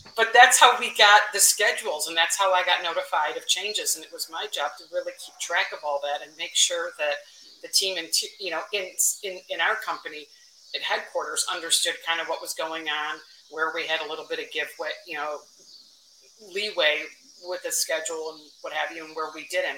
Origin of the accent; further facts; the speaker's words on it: Chicago, Illinois, United States; kind of a lifelong Chicago one